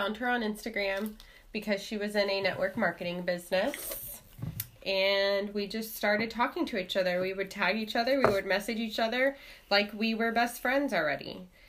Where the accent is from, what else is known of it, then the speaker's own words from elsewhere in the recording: San Antonio, Texas, United States; I was born in San Antonio, and I've lived here all my life except for about 5 years. Came back.